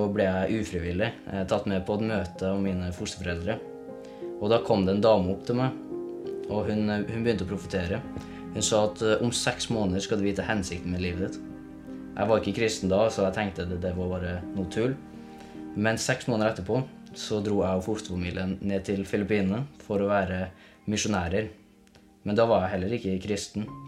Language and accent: Norwegian; Levanger, Trøndelag, Norway; Jeg vokste opp i Levanger med en veldig voldelig far som sitter nå i fengsel.